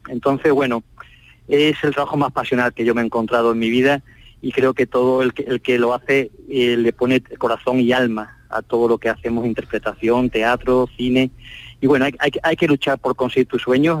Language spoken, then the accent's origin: Spanish; Málaga, Andalusia, Spain; como somos de aquí, de Málaga